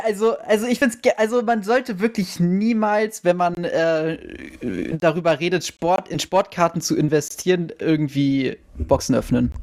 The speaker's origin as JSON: {"language": "German", "town": "Wiesbaden", "region": "Hesse", "country": "Germany", "said": "ich komme ja aus Wiesbaden"}